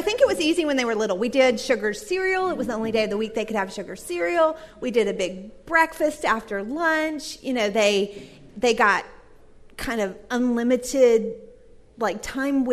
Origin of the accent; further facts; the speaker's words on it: Texas, United States; now in Duluth, United States; I grew up in Texas